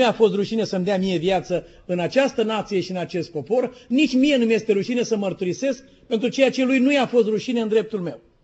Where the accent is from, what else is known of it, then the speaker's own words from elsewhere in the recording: Romania; suntem români